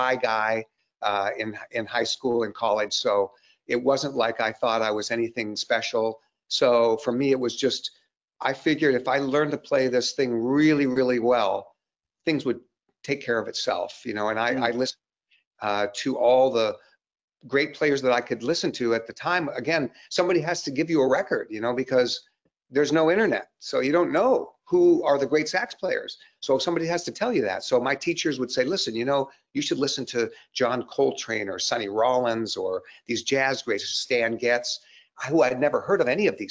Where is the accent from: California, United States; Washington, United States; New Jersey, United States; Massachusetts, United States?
Washington, United States; Seattle; I grew up in Seattle